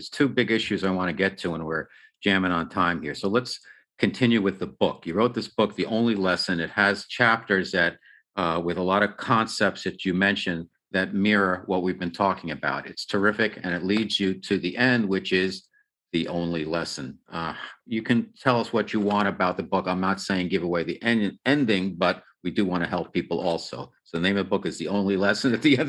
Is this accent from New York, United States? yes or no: yes; New York, United States; It's different than Southern California. I'm a New Yorker.